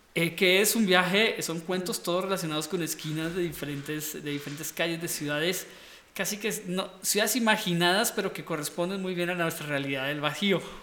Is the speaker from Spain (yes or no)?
no; Costa Rica; moved away; yo de pequeño me crié en Costa Rica en Costa Rica.